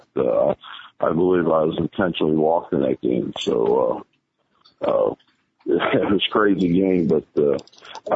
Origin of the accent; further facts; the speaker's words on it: Chicago, Illinois, United States; Chicago is my hometown.